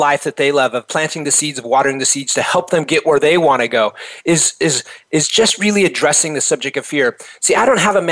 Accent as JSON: {"language": "English", "town": "Reno", "region": "Nevada", "country": "United States", "tie": "born or raised there", "said": "I was born in Reno, Nevada, and actually that's where I first became an entrepreneur. At age 10"}